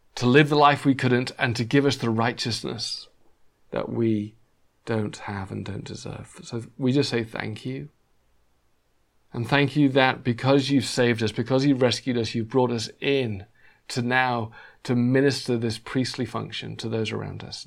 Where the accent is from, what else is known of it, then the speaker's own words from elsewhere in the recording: England, United Kingdom; moved away as an adult; now in Los Angeles, United States; we used to say a lot in England